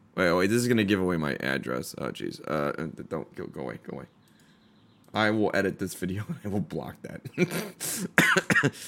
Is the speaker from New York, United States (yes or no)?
no; Chicago, Illinois, United States; moved away as an adult; now in Orange County, United States; I am born and raised in Chicago, been in O C for about four years